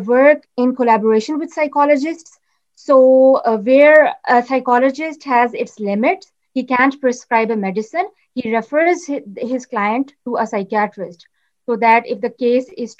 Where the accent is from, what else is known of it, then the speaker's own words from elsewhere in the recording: Islamabad, Islamabad Capital Territory, Pakistan; I'm from Islamabad, Pakistan.